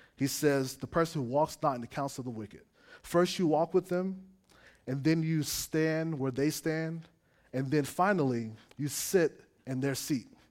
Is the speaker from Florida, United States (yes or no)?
yes; South Florida, United States; moved away; also born or lived in Gainesville, Florida; I grew up in South Florida